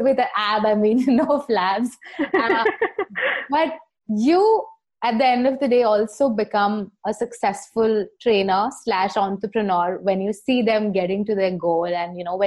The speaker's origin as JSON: {"language": "English", "region": "Rajasthan", "country": "India", "moved": "yes", "said": "I come from Rajasthan. I mean, now I'm here"}